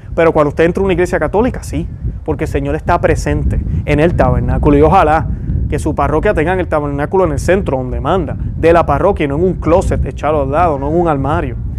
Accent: Puerto Rico; yo soy puertorriqueño, estoy seguro que por mi acento

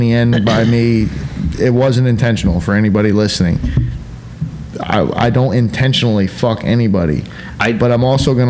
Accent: Polk County, Florida, United States; born or raised there; moved away

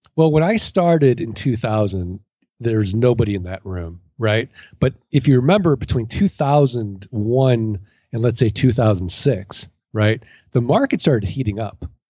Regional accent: St. Louis, Missouri, United States; now in Arizona, United States; I'm from Saint Louis, Missouri. I'm from the Show Me State

